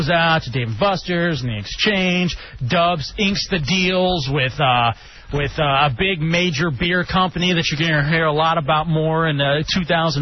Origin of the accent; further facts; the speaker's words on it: Dallas, Texas, United States; I'm from Dallas